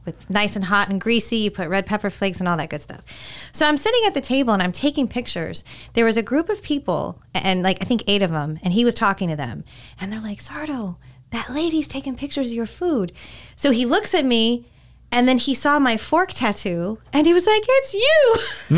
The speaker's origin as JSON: {"language": "English", "region": "California", "country": "United States", "tie": "born or raised there", "moved": "yes", "said": "growing up in California, we had a huge Mexican community"}